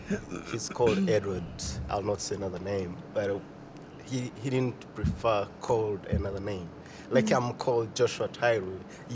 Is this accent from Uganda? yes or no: yes; Uganda; moved away as an adult; now in United States; I come from Uganda. Uganda is in eastern part of Africa.